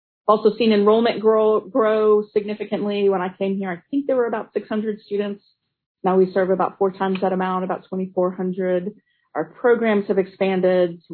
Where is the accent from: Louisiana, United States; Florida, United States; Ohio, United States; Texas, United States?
Texas, United States; Navasota; also born or lived in Georgetown, Texas; I was raised in Navasota, Texas, where my dad was pastor